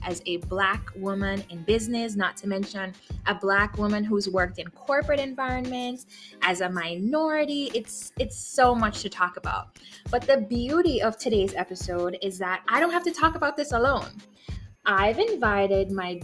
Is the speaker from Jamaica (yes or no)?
yes; Jamaica; we're Jamaican.